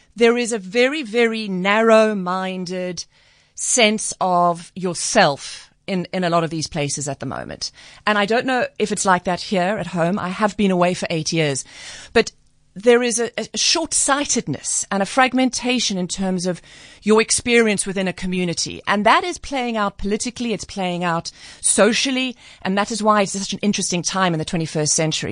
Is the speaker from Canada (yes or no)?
no; South Africa; also born or lived in United States; I'm a South African